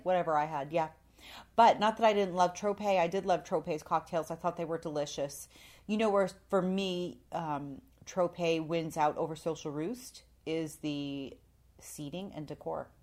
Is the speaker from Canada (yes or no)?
yes; Canada; moved away; I am from Canada, but I'm not very Canadian.